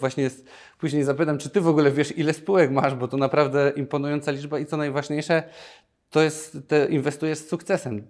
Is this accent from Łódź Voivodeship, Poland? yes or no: no; Nowy Sącz, Lesser Poland, Poland; Ja pochodzę z Nowego Sącza